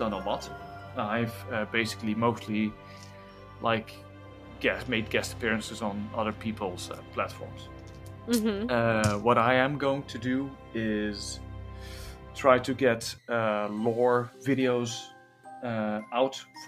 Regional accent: Netherlands; accent: Dutchified; my English, in my opinion, sometimes sounds a bit Dutchified

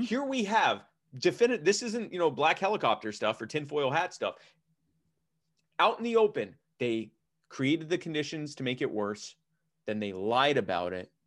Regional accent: Baltimore, Maryland, United States; moved away; I'm from Baltimore originally

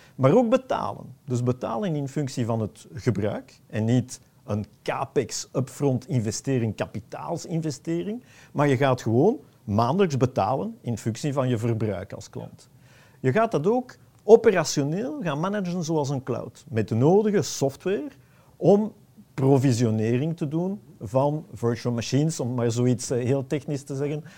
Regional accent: Antwerp, Flanders, Belgium; ik ben een Antwerpenaar

